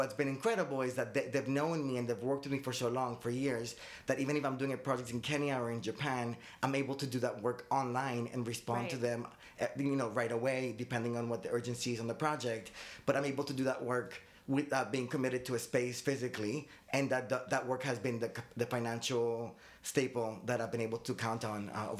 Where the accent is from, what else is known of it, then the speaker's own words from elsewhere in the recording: Medellín, Antioquia, Colombia; also born or lived in Boston / Miami / Fort Lauderdale; now in United States; I'm Colombian. I mean, my parents are Colombian. I was born in Boston, but I grew up between Medellin and Miami.